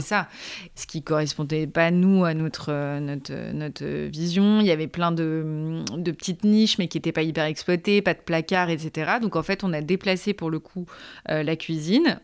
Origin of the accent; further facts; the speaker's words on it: Paris suburbs, Île-de-France, France; now in Paris, France; donc née à Paris, j'ai grandi ensuite en maison en banlieue parisienne